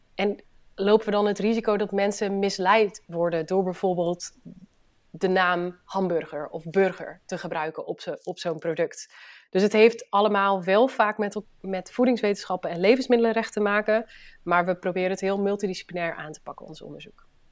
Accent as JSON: {"language": "Dutch", "region": "Friesland", "country": "Netherlands", "moved": "yes", "lives_now": "Tegelen, Netherlands", "said": "ik ben Fries. Eh, en ben een oprechte Fries, dus ik eh, praat ook nog veel Fries met, eh, met familie en vrienden."}